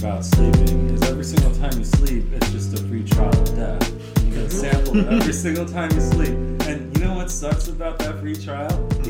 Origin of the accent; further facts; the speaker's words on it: Sonoma County, California, United States; He's got really good landscape photos of Sonoma County, my hometown and area, and it actually really makes me appreciate where I live a lot more.